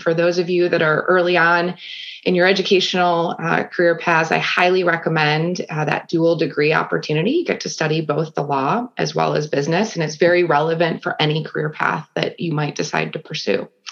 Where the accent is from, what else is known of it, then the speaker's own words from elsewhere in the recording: Grosse Pointe, Michigan, United States; also born or lived in Granville, Ohio; now in Cleveland, United States; I grew up in Grosse Pointe, Michigan, which is a suburb of Detroit